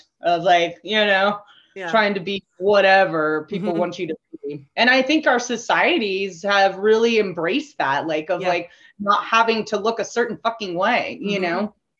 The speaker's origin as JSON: {"language": "English", "country": "Canada", "said": "And you're like, oh, you're Canadian. I'm like, yes, I am Canadian. During the Trump regime, I was like, yeah, I'm totally Canadian."}